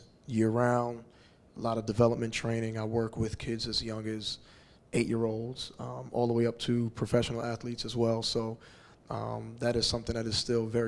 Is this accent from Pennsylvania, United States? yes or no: no; Houston, Texas, United States; moved away as an adult; also born or lived in Los Angeles; coming back to settle down in my hometown of Houston